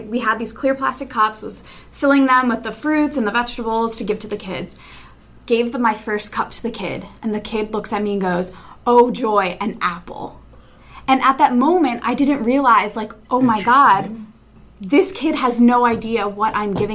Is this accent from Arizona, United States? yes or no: no; Allentown, Pennsylvania, United States; I'm from Allentown, Pennsylvania.